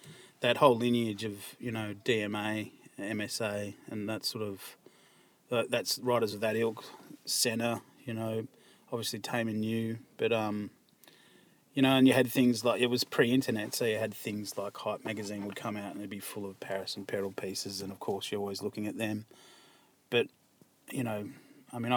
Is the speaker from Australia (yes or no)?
yes; Melbourne, Victoria, Australia; where I grew up in Malvern, there was a lot of writers around there